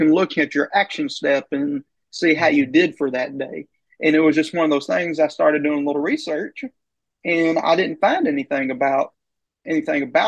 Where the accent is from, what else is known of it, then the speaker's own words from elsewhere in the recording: Oklahoma, United States; also born or lived in Ardmore, Oklahoma / Long Grove, Oklahoma; I grew up in Oklahoma. I grew up in a town called Ardmore and Long Grove